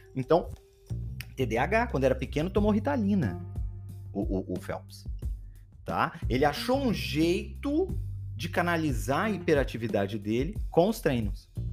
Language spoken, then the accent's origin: Portuguese; Belém, Pará, Brazil; Sou de Belém do Pará.